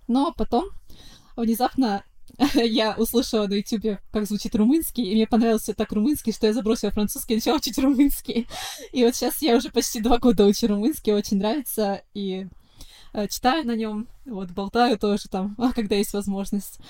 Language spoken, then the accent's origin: Russian; Saint Petersburg, Russia; Коренная петербурженка